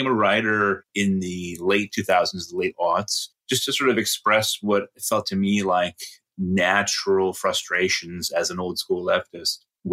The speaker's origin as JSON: {"language": "English", "town": "Middletown", "region": "Connecticut", "country": "United States", "tie": "born or raised there", "said": "am from Connecticut originally, from Middletown, Connecticut, the home of Wesleyan University. I grew up on Wesleyan University's campus."}